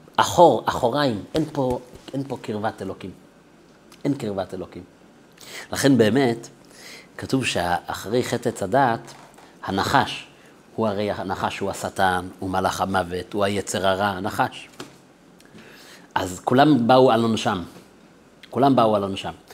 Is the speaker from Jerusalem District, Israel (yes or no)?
yes; Jerusalem, Jerusalem District, Israel; גדלתי בירושלים, בבית חרדי